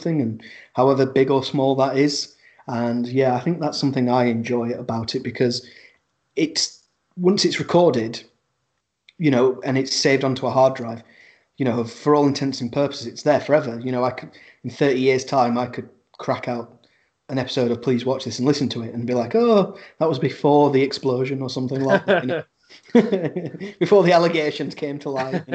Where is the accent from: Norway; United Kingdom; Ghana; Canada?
United Kingdom; we're British